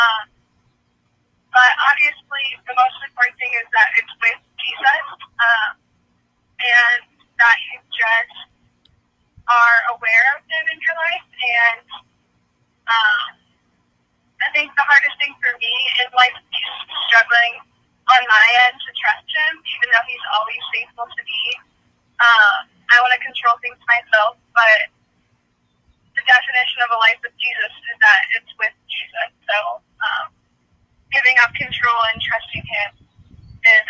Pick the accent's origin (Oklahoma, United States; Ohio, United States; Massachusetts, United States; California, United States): Ohio, United States; Columbus; I am from Columbus, Ohio